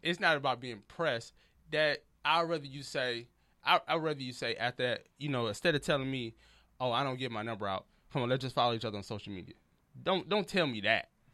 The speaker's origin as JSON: {"language": "English", "town": "Detroit", "region": "Michigan", "country": "United States", "also_born_or_lived": "Memphis / Texas", "moved": "as an adult", "lives_now": "Los Angeles, United States", "said": "I'm from Detroit"}